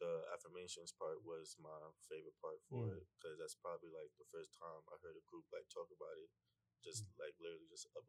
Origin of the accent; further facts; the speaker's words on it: New York City, New York, United States; accent: New York; moved away as an adult; now in Savannah, United States; I'm from Bronx, New York.